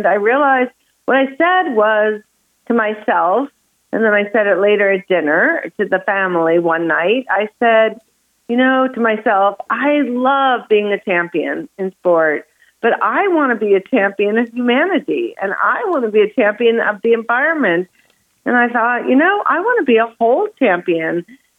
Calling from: Santa Barbara, California, United States; I am in Santa Barbara, California.

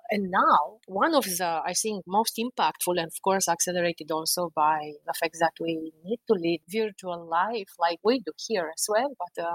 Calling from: Washington, District of Columbia, United States; I'm speaking from Washington, D.C., which I think I didn't cover in my introduction.

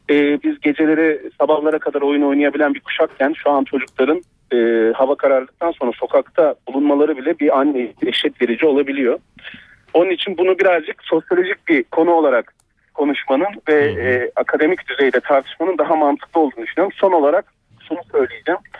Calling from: Ankara, Turkey; İyi akşamlar.

